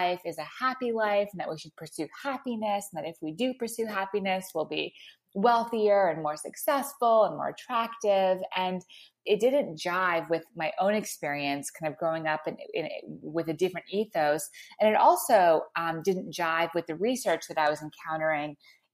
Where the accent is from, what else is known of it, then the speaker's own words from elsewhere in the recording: Montreal, Quebec, Canada; I grew up in Montreal